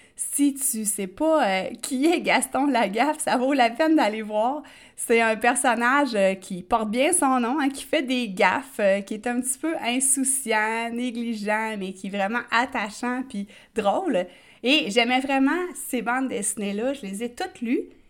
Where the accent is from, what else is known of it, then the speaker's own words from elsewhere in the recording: Quebec, Canada; accent: Québécois; comme on dit en bon québécois